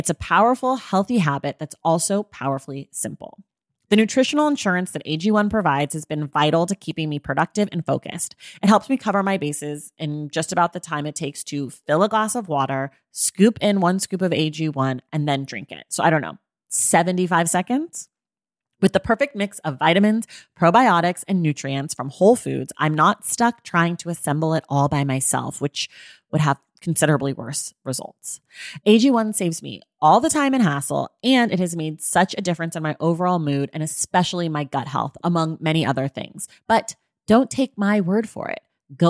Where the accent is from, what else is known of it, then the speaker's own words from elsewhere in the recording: Oakland, California, United States; I'm from Oakland.